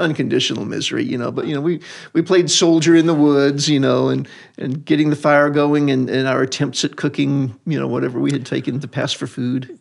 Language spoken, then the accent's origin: English; rural Louisiana, United States; Louisiana, rural Louisiana, north central